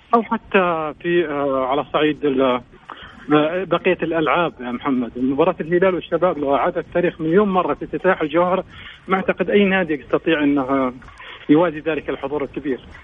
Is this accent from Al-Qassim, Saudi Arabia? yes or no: yes; Al-Qassim, Saudi Arabia; عندنا مثل بالقصيم